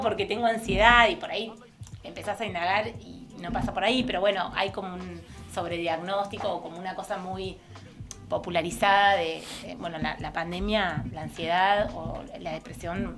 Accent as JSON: {"language": "Spanish", "country": "Argentina"}